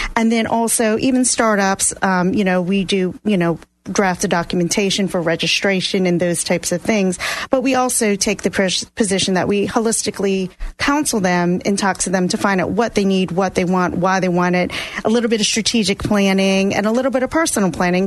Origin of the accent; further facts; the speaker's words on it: New Orleans, Louisiana, United States; moved away; I am originally from New Orleans, Louisiana